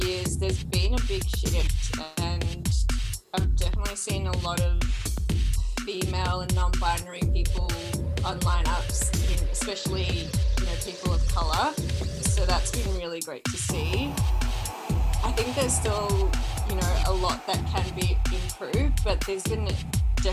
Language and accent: English; Melbourne, Victoria, Australia; I'm Turkish Kurdish woman, born and raised in Melbourne.